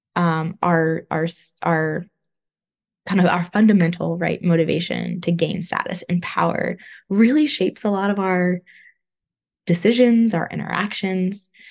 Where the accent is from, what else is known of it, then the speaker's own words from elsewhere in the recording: Northern California, United States; moved away as an adult; also born or lived in Los Angeles, California; now in East Coast, United States; I'm from California. Uh, grew up there, Northern California, but then I also lived in Southern California for a while, um, in LA area